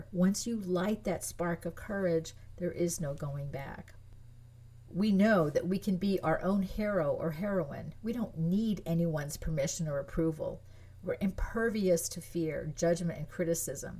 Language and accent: English; France; moved away; I was born in France. I grew up in France. Most of my family's French. I speak French